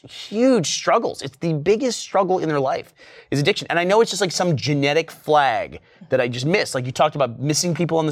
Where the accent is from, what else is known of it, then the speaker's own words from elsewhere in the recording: Texas, United States; also born or lived in New York; when we first moved from New York to Texas, I was probably in fifth grade